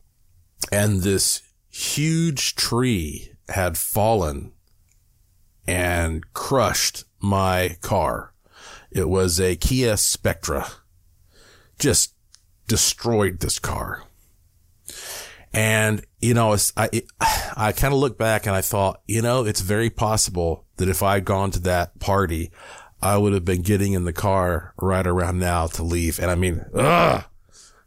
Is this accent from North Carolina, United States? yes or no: yes; Asheville, North Carolina, United States; moved away; I was in Asheville, North Carolina. I owned a house there at that time. That's, of course, my hometown.